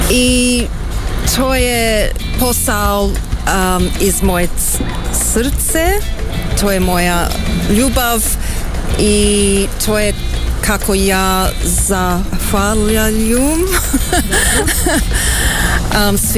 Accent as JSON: {"language": "Croatian", "country": "Australia", "tie": "born there", "said": "Pa, ja sam rođena u Australiji."}